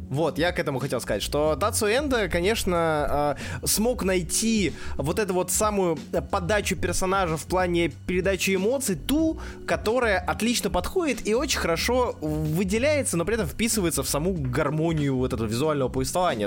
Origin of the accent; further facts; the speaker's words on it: Saint Petersburg, Russia; Я из Санкт-Петербурга. Родился, вырос